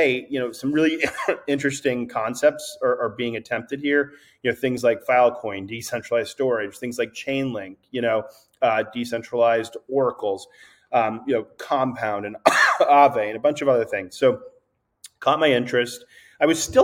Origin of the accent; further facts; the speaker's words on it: East Coast, United States; also born or lived in New York; I'm from the East Coast, and I moved to New York